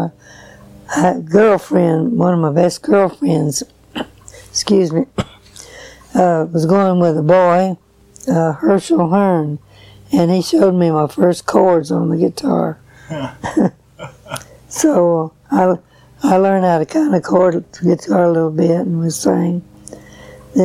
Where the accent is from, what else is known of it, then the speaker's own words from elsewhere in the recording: Nashville, Tennessee, United States; also born or lived in McEwen, Tennessee; I was born and raised right here in Nashville.